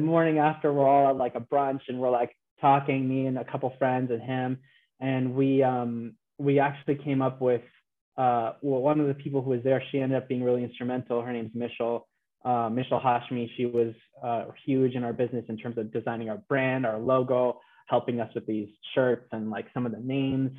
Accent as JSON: {"language": "English", "town": "Los Angeles", "region": "California", "country": "United States", "tie": "born or raised there", "also_born_or_lived": "Houston", "moved": "yes", "said": "I'm a Los Angeles native"}